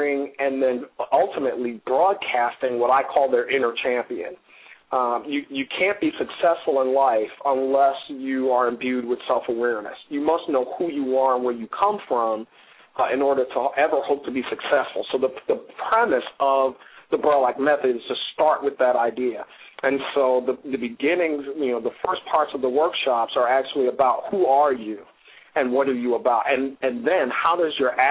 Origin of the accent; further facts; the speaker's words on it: New York City, New York, United States; moved away as an adult; now in Baltimore, United States; it was my mom and I in the South Bronx until my mom remarried.